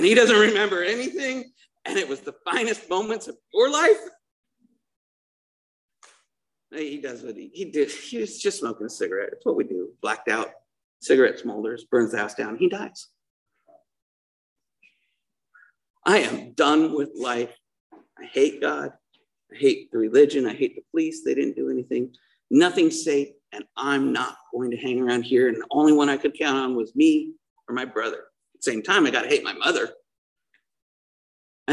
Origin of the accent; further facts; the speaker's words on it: Salt Lake City, Utah, United States; also born or lived in Missouri; now in Dana Point, United States; I grew up in Salt Lake City